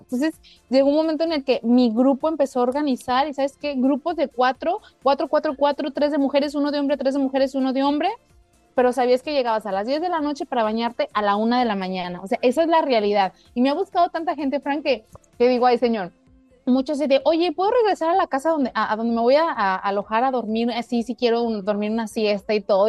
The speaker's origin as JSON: {"language": "Spanish", "country": "Mexico", "said": "lo pienso en español latino, lo pienso como mexicana"}